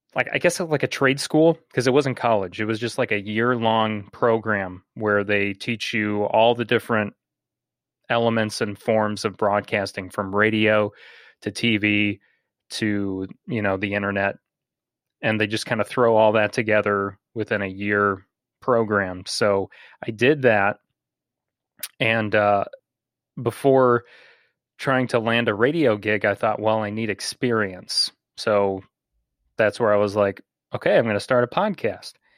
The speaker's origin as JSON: {"language": "English", "town": "Bourbonnais", "region": "Illinois", "country": "United States", "tie": "born or raised there", "said": "a morning radio host in my hometown"}